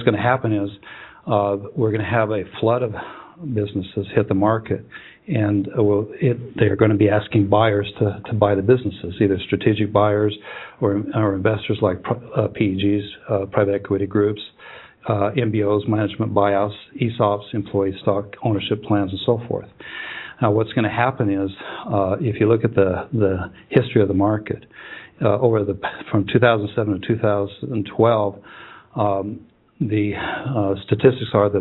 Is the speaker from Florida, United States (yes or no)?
no; Huntington Beach, California, United States; I was born in Huntington Beach, California